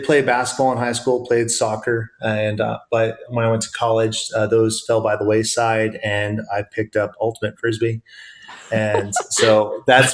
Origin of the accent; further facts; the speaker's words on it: Iowa, United States; also born or lived in Western Pennsylvania; now in Pennsylvania, United States; So I grew up in the Midwest in the lovely state of Iowa.